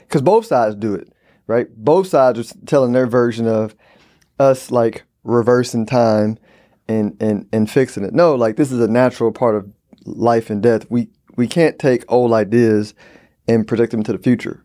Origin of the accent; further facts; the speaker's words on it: Houston, Texas, United States; I'm from Houston.